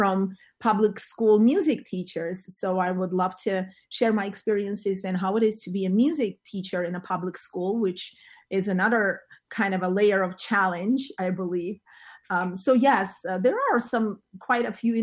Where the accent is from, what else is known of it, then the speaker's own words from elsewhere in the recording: Yerevan, Armenia; English is a second language; moved away as an adult; also born or lived in Moscow, Russia; now in New Jersey, United States; I was born in Armenia, in Yerevan, in Armenia, and I studied music ever since I was a child